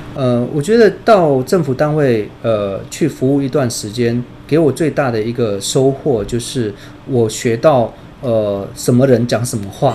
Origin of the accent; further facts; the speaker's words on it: India; now in Taiwan; 我小时候其实是在印度长大的